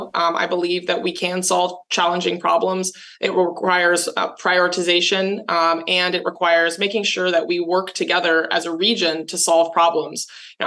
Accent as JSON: {"language": "English", "region": "California", "country": "United States", "tie": "born or raised there", "said": "This is my home. I grew up here in San Diego County. I was born and raised here."}